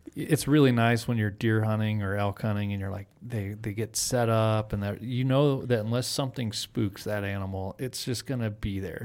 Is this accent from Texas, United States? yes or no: yes; Texas, United States; now in Wyoming, United States; I'm, I'm originally from Texas